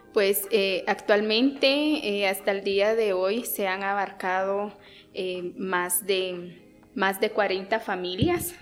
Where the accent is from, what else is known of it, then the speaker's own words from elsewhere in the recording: San Pedro La Laguna, Sololá, Guatemala; first language Tz'utujil; Spanish is a second language; Yo soy originaria de San Pedro La Laguna Sololá